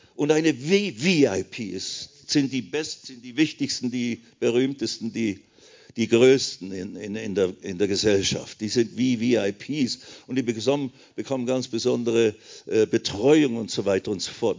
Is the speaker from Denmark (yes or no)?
no; Switzerland; ich bin ja Schweizer, Bünzli, klein, alles klein